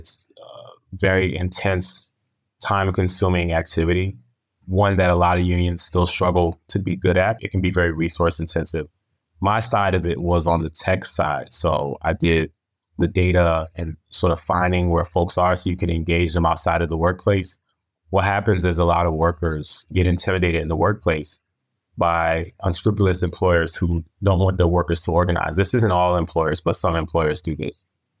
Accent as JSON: {"language": "English", "region": "Connecticut", "country": "United States", "tie": "born or raised there", "also_born_or_lived": "Arizona", "said": "Yeah, so I grew up both on the East Coast and in the West. I started off in the Connecticut area and ended up in Arizona."}